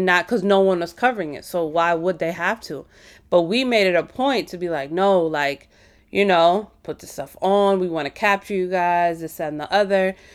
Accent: Midwest, United States; a first generation child of Indian immigrants, born and raised in the Midwest

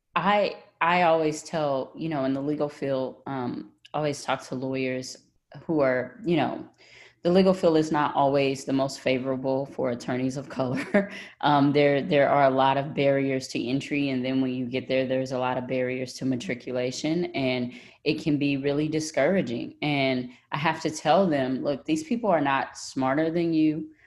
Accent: Tyler, Texas, United States; accent: Texas; I grew up in Tyler, Texas, in the country

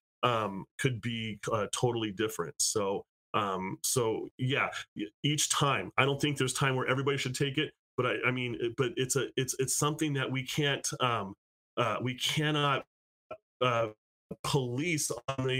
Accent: United States; now in California, United States

